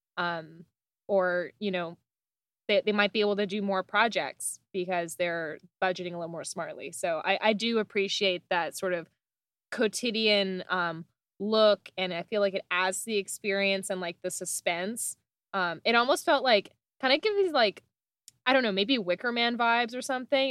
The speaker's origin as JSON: {"language": "English", "country": "Canada", "said": "I'm Canadian"}